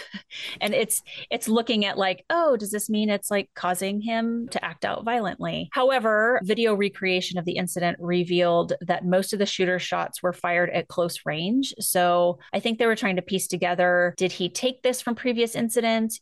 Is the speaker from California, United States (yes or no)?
yes; California, United States; I'm from California.